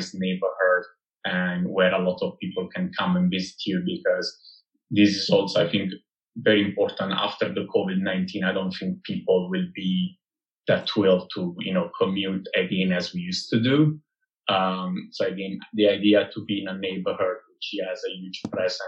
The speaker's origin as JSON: {"language": "English", "country": "Italy", "tie": "born or raised there", "moved": "yes", "said": "I was born and bred in Italy"}